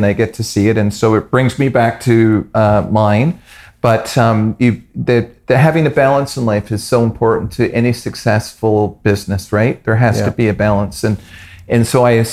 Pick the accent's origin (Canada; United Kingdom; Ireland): Canada; I'm Canadian